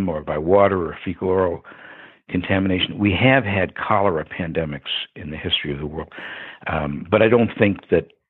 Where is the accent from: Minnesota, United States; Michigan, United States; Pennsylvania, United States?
Michigan, United States; Detroit; I'm from Detroit, Michigan, or Detroit, as we used to say, and I grew up inside of 7 Mile Road